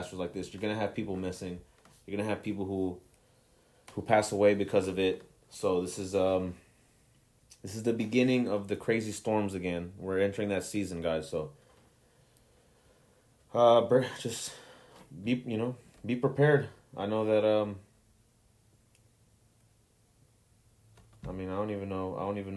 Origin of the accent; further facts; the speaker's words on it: Mexico; my home country of Mexico